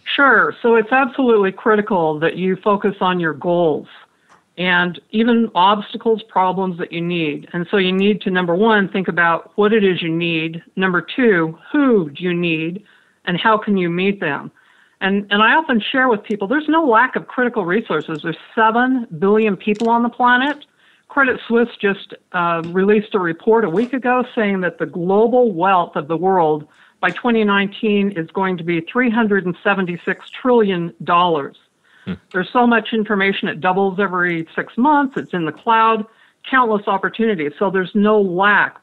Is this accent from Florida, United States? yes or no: no; Franklin, Idaho, United States; I grew up in Franklin, Idaho, population 600